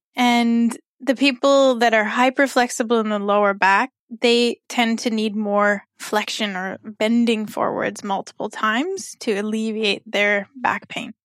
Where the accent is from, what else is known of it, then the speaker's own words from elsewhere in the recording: Canada; moved away as an adult; also born or lived in Mexico / Nepal; now in Kuwait; I'm a physiotherapist from Canada, and I've been in Kuwait for almost eleven months